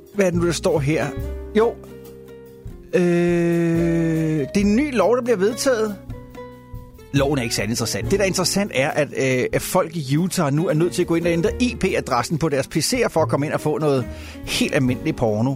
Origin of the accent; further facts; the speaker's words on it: Denmark; moved away; hjemme i Danmark